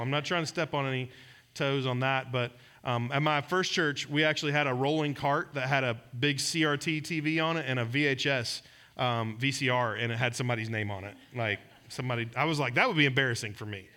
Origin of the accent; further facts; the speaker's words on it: Georgia, United States; moved away; I'm from Georgia